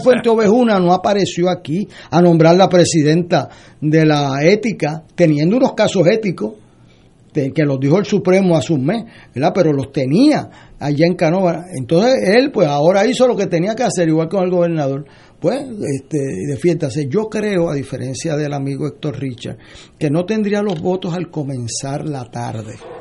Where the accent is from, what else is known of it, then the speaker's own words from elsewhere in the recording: San Juan, Puerto Rico; yo que soy de Río Piedra